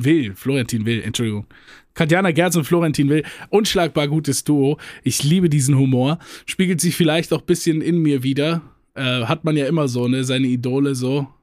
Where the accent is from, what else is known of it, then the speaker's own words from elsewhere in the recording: Germany; bei uns in Deutschland